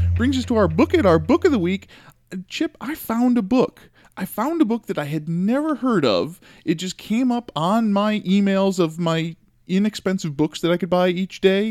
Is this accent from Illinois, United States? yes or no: yes; Chicago, Illinois, United States; I grew up in Chicago listening to the radio